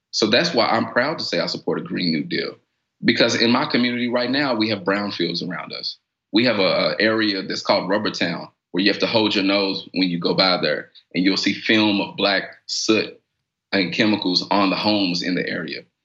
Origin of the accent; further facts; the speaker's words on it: Louisville, Kentucky, United States; I come from the West End of Louisville.